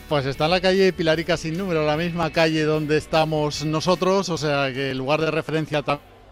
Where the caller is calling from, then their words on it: Córdoba, Andalusia, Spain; Un abrazo de aquí desde Córdoba.